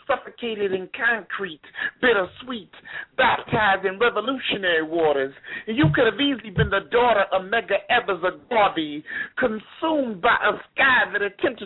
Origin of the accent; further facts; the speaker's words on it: St. Louis, Missouri, United States; also born or lived in Florida; now in Miami, United States; I've been in Miami for like 4 years. I'm originally from St. Louis, Missouri.